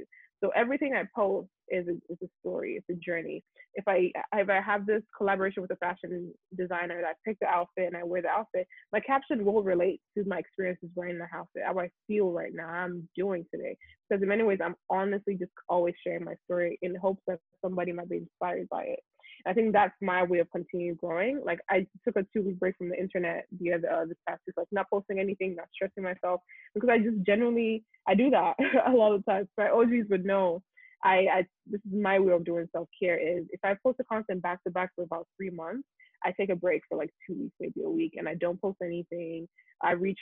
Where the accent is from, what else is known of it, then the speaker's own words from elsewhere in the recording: Nigeria; first language Yoruba; English is a second language; moved away as an adult; now in United States; being Nigerian